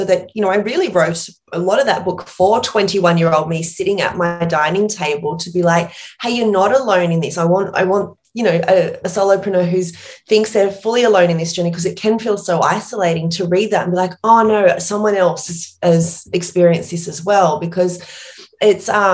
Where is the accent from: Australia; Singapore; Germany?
Australia; Port Macquarie, New South Wales; accent: small town accent; moved away as an adult; also born or lived in New York